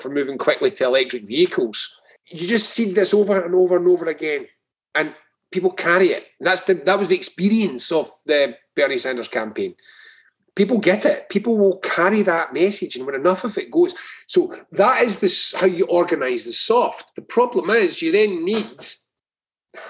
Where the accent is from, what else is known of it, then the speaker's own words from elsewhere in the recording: Scotland, United Kingdom; I'm Scottish.